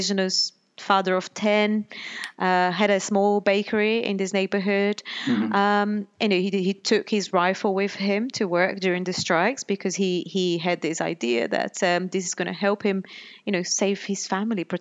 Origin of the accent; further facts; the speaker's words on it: Pernambuco, Brazil; moved away as an adult; now in United Kingdom; I grew up in Brazil, and when I was a teenager, back in the 90s, there was a police strike in Pernambuco, where my family lived